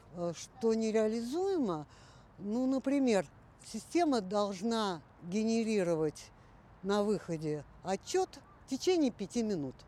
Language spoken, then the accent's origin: Russian; Moscow, Russia; also born or lived in Central Asia; когда мне было полгода, родители вернулись в Москву, так что всю свою жизнь я, в общем-то, за минусом этих шести месяцев я живу в Москве